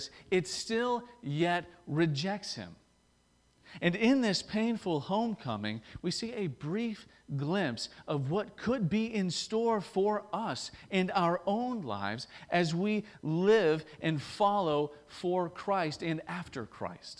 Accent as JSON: {"language": "English", "town": "Maryville", "region": "Tennessee", "country": "United States", "tie": "born or raised there", "accent": "thick southern drawl", "moved": "as an adult", "lives_now": "St. Albans", "said": "my thick southern drawl, that I was born and raised in East Tennessee"}